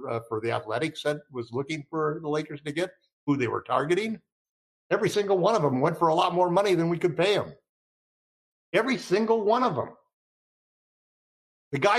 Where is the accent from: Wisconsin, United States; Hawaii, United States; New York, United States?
Wisconsin, United States; I grew up in Big Ten territory in Wisconsin